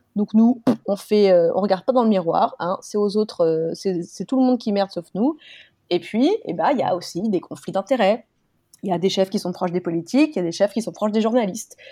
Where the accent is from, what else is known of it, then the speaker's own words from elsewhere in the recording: France; nous, en France, on a la galanterie